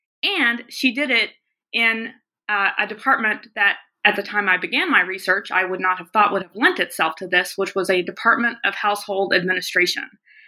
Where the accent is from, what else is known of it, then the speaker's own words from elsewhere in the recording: the South, United States; also born or lived in American West; So I grew up largely in the South, but also in the West, which is where I now live and teach at the University of Montana.